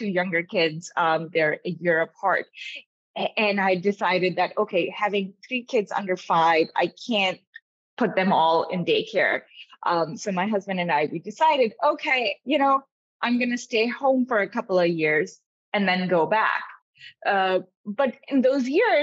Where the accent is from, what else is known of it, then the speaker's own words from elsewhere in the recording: Pakistan; also born or lived in Davis, California, United States; now in United States; I grew up in Pakistan. I was born here when my dad was getting his PhD in genetics